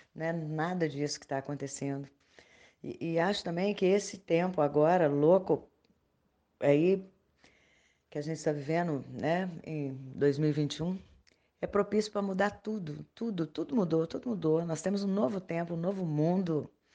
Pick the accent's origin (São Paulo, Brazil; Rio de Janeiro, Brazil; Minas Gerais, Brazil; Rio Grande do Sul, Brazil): Minas Gerais, Brazil; Belo Horizonte; nasci e vivo ainda em Belo Horizonte, Minas Gerais.